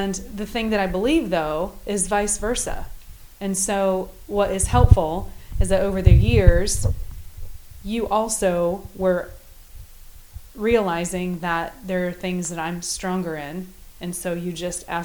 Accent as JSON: {"language": "English", "region": "Midwest", "country": "United States", "tie": "born or raised there", "said": "I was brought up in the Midwest"}